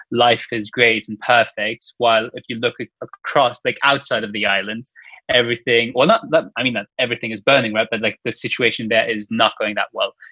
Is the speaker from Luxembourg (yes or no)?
yes; Luxembourg; I am from Luxembourg